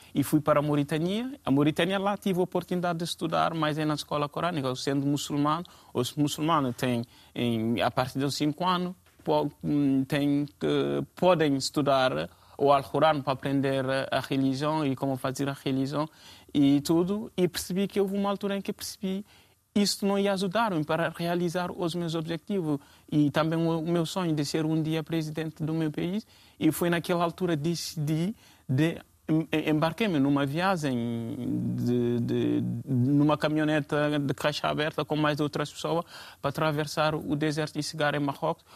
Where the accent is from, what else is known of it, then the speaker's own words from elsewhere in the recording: Guinea; also born or lived in Guinea-Bissau; now in Portugal; eu sou da Guiné-Conakry e isto, como já disseram aqui, estou cá em Portugal quase há cinco anos